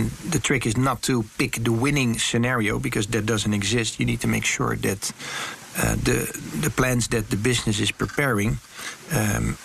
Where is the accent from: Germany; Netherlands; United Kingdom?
Netherlands; Rotterdam, South Holland; I'm from Rotterdam. That's where we say, don't talk too much about it, just do it